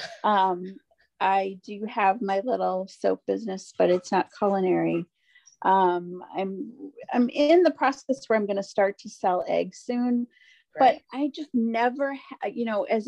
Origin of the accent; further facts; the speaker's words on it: Ireland; I'm Irish